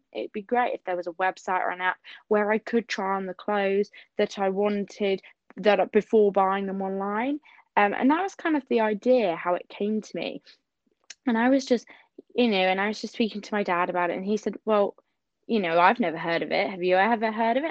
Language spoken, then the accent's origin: English; Southampton, South East England, United Kingdom; I'm from Southampton in the UK and England.